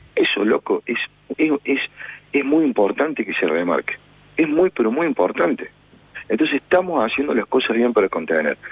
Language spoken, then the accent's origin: Spanish; Argentina; nosotros somos Argentina. Somos este hermoso país que nosotros amamos. Nosotros somos esta hermosa ciudad que defendemos